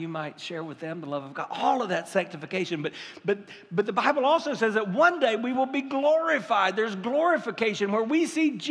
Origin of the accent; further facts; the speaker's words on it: United States; We're American.